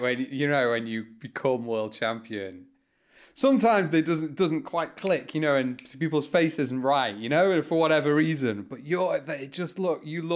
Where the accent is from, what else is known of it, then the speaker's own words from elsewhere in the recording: United Kingdom; As a British person